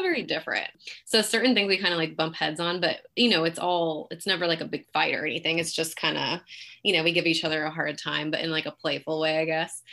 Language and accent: English; Pleasanton, California, United States; also born or lived in Fremont, California; now in Dublin, United States; I was born in Fremont, but raised in Pleasanton